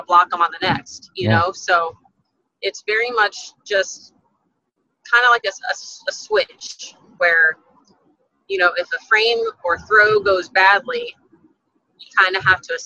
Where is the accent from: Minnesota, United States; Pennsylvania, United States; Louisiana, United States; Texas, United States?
Texas, United States; my home center here in Texas, in front of my hometown, in front of my family